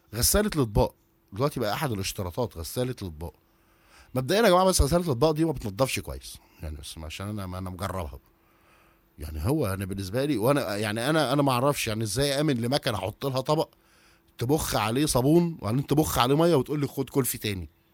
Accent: Egypt; عندنا في مصر

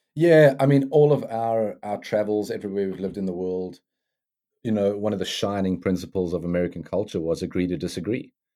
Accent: South Africa; now in United States; growing up in South Africa

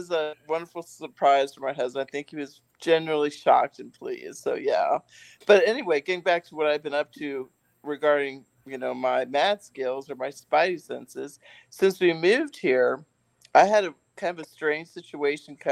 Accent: Ohio, United States; moved away as an adult; also born or lived in Nashville area, Tennessee; now in Nashville, United States; I was born and raised in Ohio

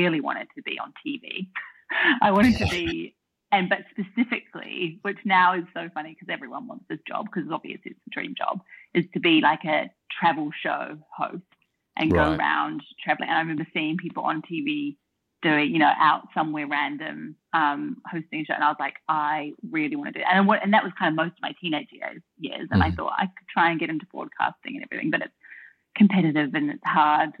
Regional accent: Auckland, New Zealand; moved away as an adult; also born or lived in United Kingdom / London / Melbourne, Australia; now in Australia; I'm from New Zealand. I grew up in Auckland, New Zealand, with my mum, my stepdad, my big brother and my little sister

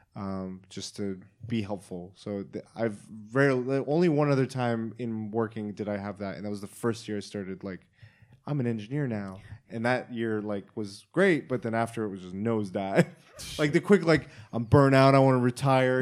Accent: Oklahoma, United States; I'm from Oklahoma

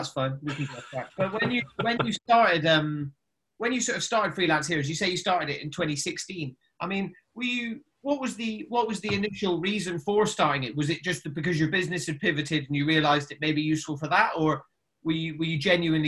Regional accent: Scotland, United Kingdom; Because I'm from Scotland, so I've drank Iron Brew so much as a kid

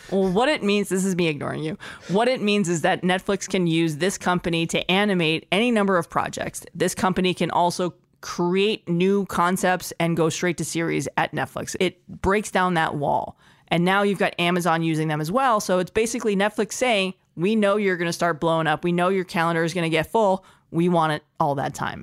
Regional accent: Los Angeles, California, United States; my hometown

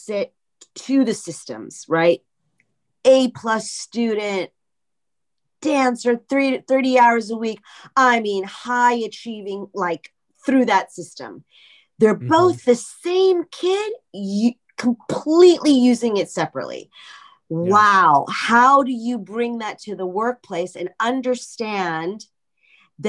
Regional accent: Los Angeles, California, United States; I'm Russian, Israeli, Iranian, and I was born in Hollywood, California

